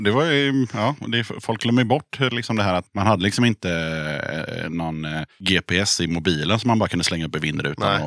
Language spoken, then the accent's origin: Swedish; Tranås, Jönköping County, Sweden; Jag kommer ju från Tranås, så där spelade ju alla band med trummaskin